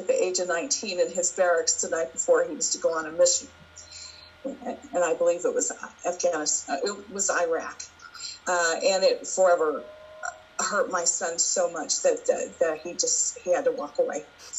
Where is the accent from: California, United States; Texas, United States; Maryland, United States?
Texas, United States; now in Prescott, United States; I'm born and raised in Texas, came to the Prescott area in 1990